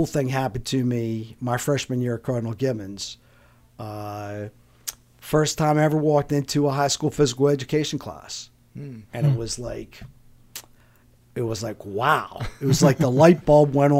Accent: Brooklyn Park, Maryland, United States; I grew up in Brooklyn Park, which is a northern Anne Arundel County, kind of South Baltimore

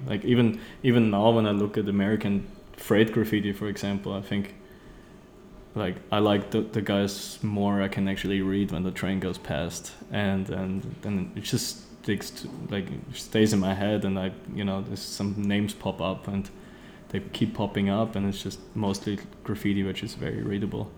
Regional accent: Austria; also born or lived in Vienna; I'm from Austria

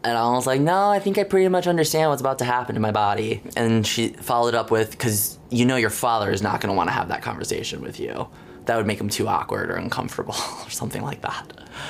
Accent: Jackson, Michigan, United States; I am 24 years old. I graduated high school in the spring of 2013. I am from Jackson, Michigan, about 70 miles west of Detroit.

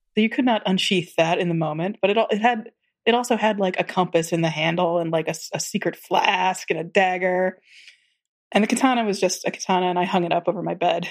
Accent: Tennessee, United States; I grew up in Tennessee

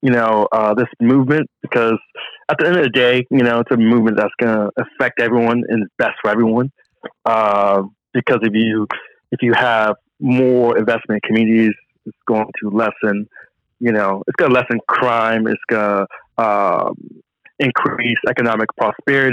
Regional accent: Long Beach, California, United States; I was born and raised in Long Beach, California

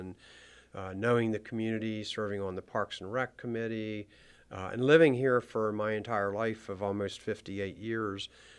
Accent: Maryland, United States; as I grew up and lived in Frederick County, I never really intended on running for political office.

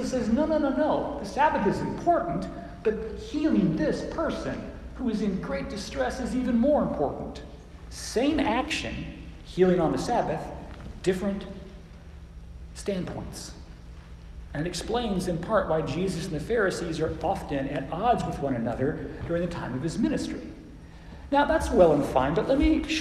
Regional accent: Phoenix, Arizona, United States; now in Oklahoma City, United States; I was raised in Phoenix, Arizona

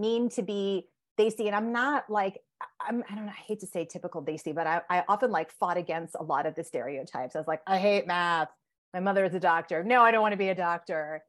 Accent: Connecticut, United States; I grew up in Connecticut. My parents are immigrants from India

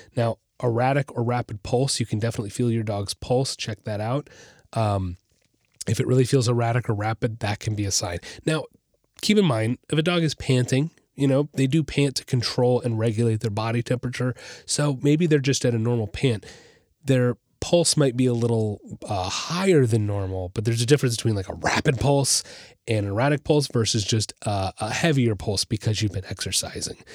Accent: Orlando, Florida, United States; I grew up in the Orlando area, and I spent a lot of time on the Saint John's River

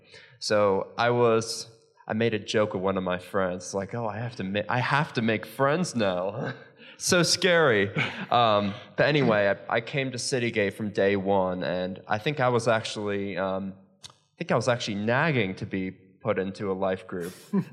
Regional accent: United States; also born or lived in Southampton, United Kingdom; now in Bournemouth, United Kingdom; So I'm from the States, and I moved to Southampton with my family, but then I moved to Bournemouth in late June to start my job.

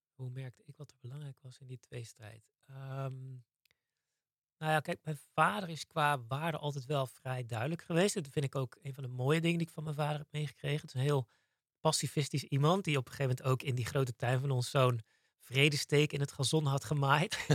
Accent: Zeeland, Netherlands; Ik ben opgegroeid in Zeeland.

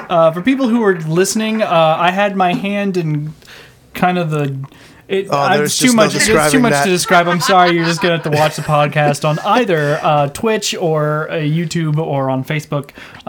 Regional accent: Canada; We're Canadian.

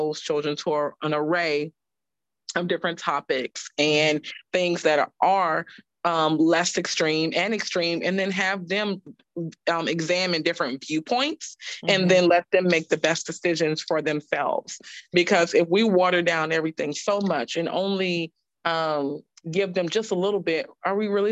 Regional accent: New Orleans, Louisiana, United States; now in Charlotte, United States; we started reading novels in like 7th grade when I grew up in Louisiana

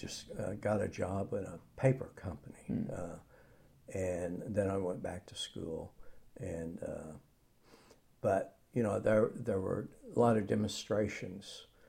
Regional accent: Oklahoma, United States; moved away; I grew up in Hera, Oklahoma, which is like 20 miles east of Oklahoma City.

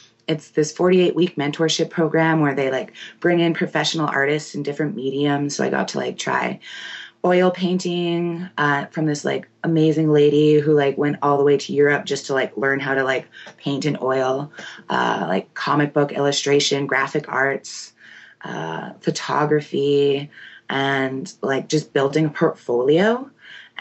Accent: Winnipeg, Manitoba, Canada; I'm from Seging First Nation, but born and raised in Winnipeg, Manitoba.

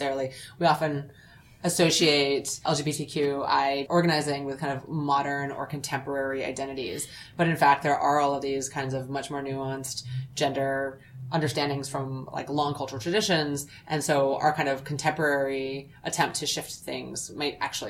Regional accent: United States; I'm an American, never been to Zambia before

